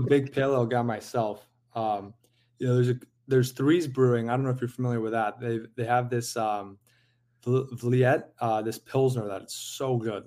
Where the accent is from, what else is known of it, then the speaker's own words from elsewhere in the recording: San Diego, California, United States; moved away; I grew up in San Diego